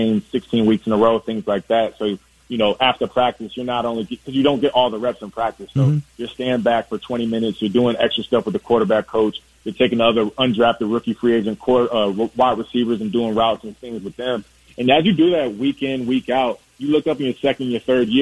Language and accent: English; Virginia Beach, Virginia, United States; I'm from Virginia Beach, so I grew up watching you play